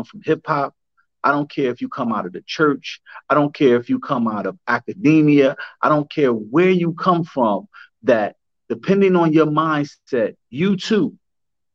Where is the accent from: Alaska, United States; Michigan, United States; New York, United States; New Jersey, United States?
New Jersey, United States; Newark; I grew up in the West Ward of Newark, New Jersey